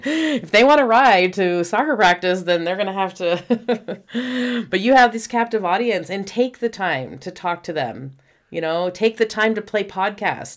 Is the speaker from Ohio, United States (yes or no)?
no; Houston, Texas, United States; we grew up in Houston